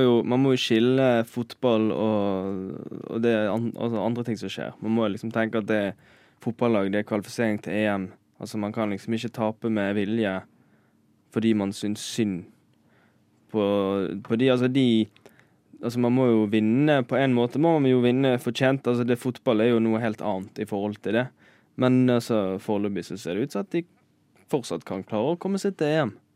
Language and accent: Norwegian; Bergen, Vestland, Norway; moved away as an adult; now in Oslo, Norway; Jeg er fra Bergen.